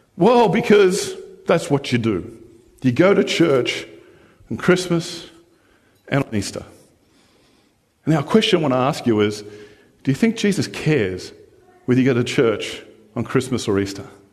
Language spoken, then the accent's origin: English; Australia; now in New Zealand; I was born and raised in Australia, but being Australian doesn't define me